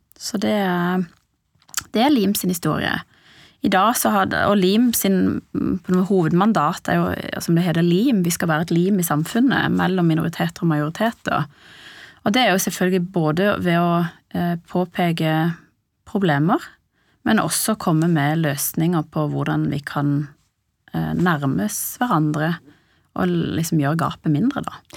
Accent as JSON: {"language": "Norwegian", "region": "Sørlandet", "country": "Norway", "tie": "born or raised there", "also_born_or_lived": "Iran / Lillesand", "moved": "as an adult", "lives_now": "Oslo, Norway", "said": "vokste opp på Sørlandet og endte opp i Oslo."}